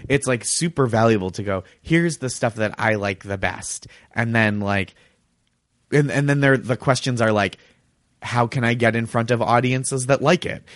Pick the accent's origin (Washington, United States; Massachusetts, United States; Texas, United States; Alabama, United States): Massachusetts, United States; suburb outside of Boston; moved away; my hometown It wa, is a suburb outside of Boston